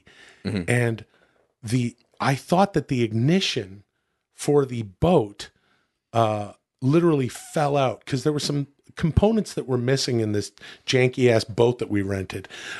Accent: Ladner, British Columbia, Canada; I grew up in Ladner, British Columbia, and British Columbia is on the ocean.

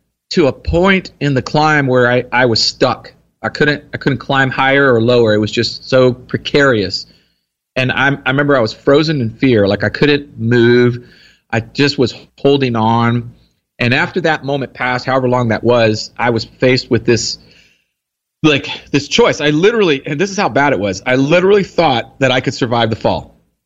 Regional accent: Texas, United States; Here in Texas.

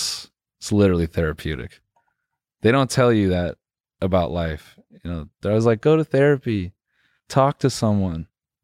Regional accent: Benson, North Carolina, United States; I am from Raleigh. I'm just playing, man. I'm from Benson.

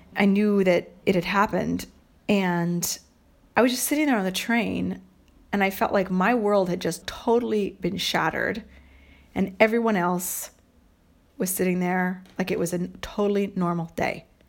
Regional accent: United States; moved away; also born or lived in Montreal, Canada

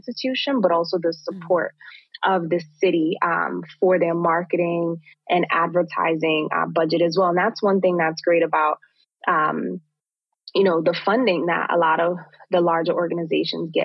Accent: New York City, New York, United States; place where I was born and raised here in Brooklyn

